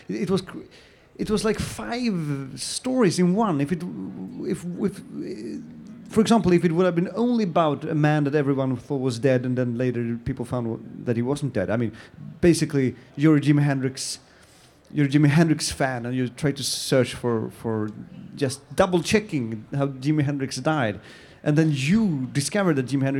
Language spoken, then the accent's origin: English; Sweden; I'm Swedish. I was born and bred in Sweden